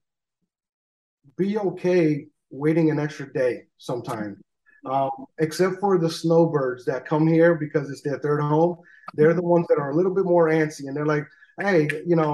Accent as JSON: {"language": "English", "region": "New York", "country": "United States", "moved": "as an adult", "lives_now": "Hawaii, United States", "said": "I'm originally from New York"}